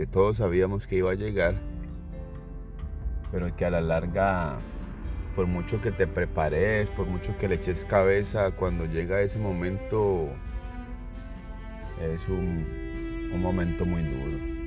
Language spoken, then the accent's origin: Spanish; Colombia; moved away; yo salí de Colombia